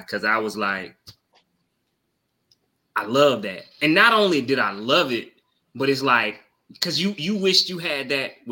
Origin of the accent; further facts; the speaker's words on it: the South, United States; I am from the South